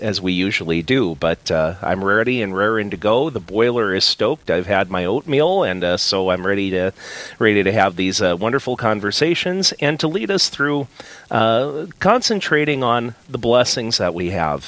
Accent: Napoleon, United States; my hometown of Napoleon

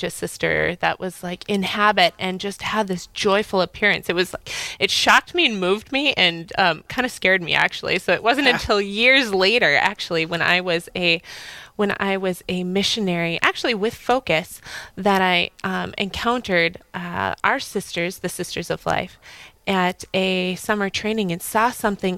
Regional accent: Fargo, North Dakota, United States; moved away as an adult; also born or lived in Moorhead, Minnesota; now in New York, United States; I'm originally from Fargo. I grew up here

